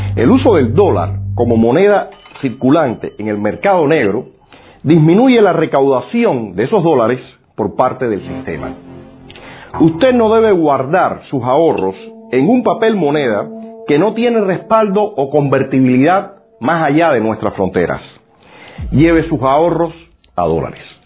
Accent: Cuba; los rehenes somos los cubanos

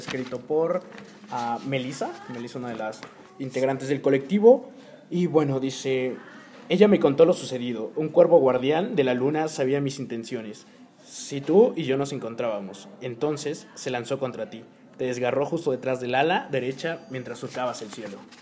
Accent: Oaxaca, Mexico; está en mi cultura como mexicano y como oaxaqueño desde que nací?

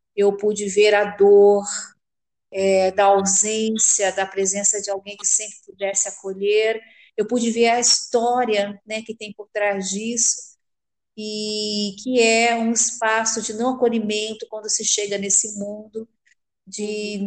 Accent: Rio de Janeiro, Brazil; eu sou carioca do Rio de Janeiro

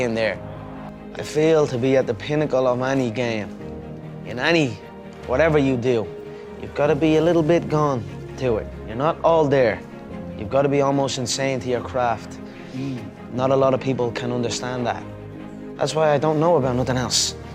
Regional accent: Ireland; my home country.

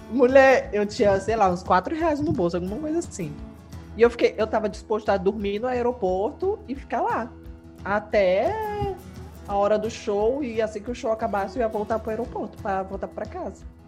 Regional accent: Maranhão, Brazil; eu sou do Maranhão

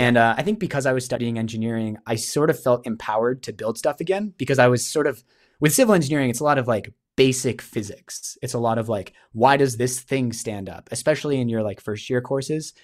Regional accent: New Hampshire, United States; moved away as an adult; now in Canada; I grew up in New Hampshire in the States

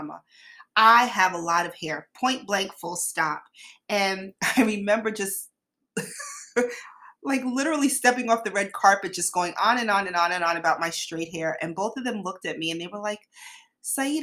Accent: New York City, New York, United States; I grew up in New York City, so we all started, my elementary school friends and I, we all been drinking coffee for our whole lives pretty much.

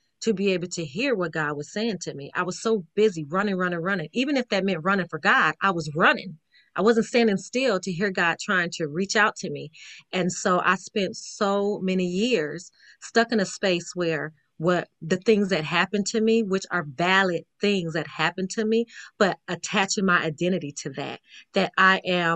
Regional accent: Las Vegas, Nevada, United States; My mom, we're from Vegas, okay? We're from Vegas

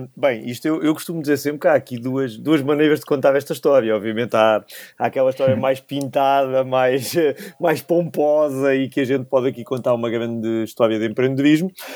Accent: Cantanhede, Centro, Portugal; moved away as an adult; eu cresci, eu nasci em Cantanhedo, cresci em Cantanhedo

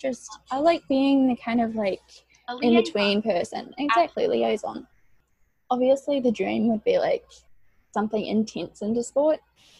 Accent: New Zealand; moved away as an adult; now in New York, United States; as you can probably tell from my accent, I am from New Zealand. I came from, like, a very small rural town. In New Zealand, so, like, cows outside my bedroom window, so it was quite different moving to New York for college

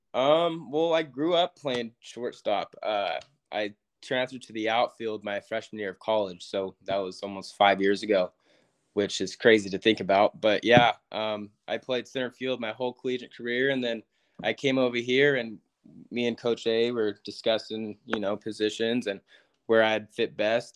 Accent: Yuba City, California, United States; moved away as an adult; also born or lived in Texas; now in Kentucky, United States; a little town called Yuba City. It's 30 minutes north of Sacramento. Uh, grew up there, born and raised

